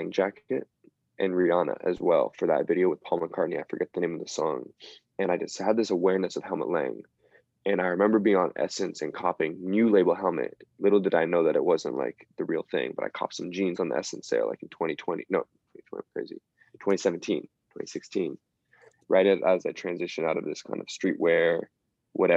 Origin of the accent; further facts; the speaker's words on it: Bay Area, California, United States; moved away; also born or lived in Los Angeles; growing up in the Bay Area